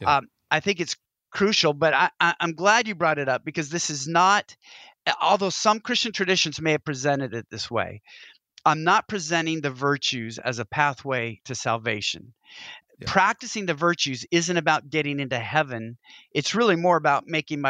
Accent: Pacific Northwest, United States; I'm from the Pacific Northwest

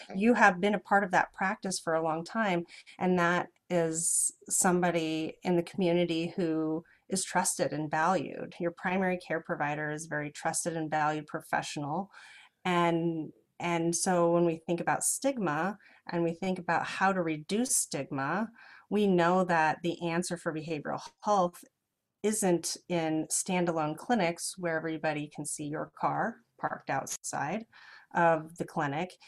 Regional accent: Lincoln, Nebraska, United States; also born or lived in Crete, Nebraska / Normal, Illinois; now in Omaha, United States; Lincoln is where I, I, spent most of my childhood

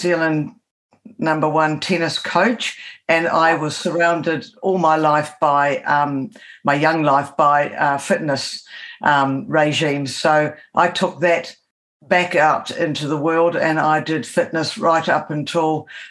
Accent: England, United Kingdom

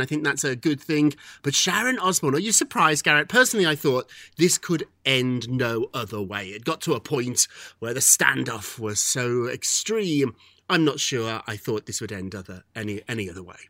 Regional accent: United Kingdom; As a Brit

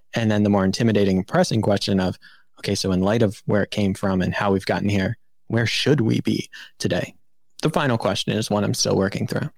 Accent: Maryland, United States; growing up in Maryland

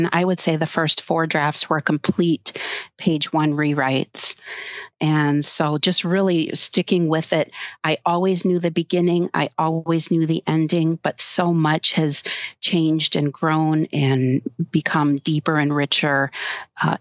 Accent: Upper Peninsula of Michigan, United States; We're from the Upper Peninsula of Michigan.

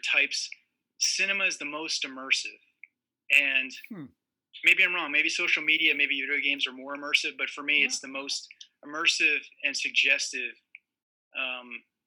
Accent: Morgantown, West Virginia, United States; I grew up in Morgantown, West Virginia

